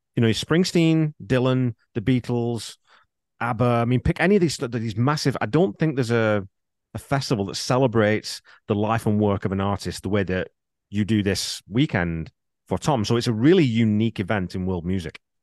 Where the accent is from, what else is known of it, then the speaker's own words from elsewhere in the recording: England, United Kingdom; I'm from England